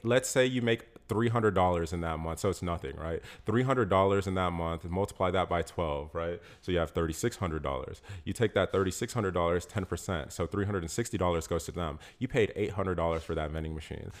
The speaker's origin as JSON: {"language": "English", "town": "Peachtree City", "region": "Georgia", "country": "United States", "moved": "yes", "said": "I'm from Peachtree City. You know what I'm saying? Like, I'm from here"}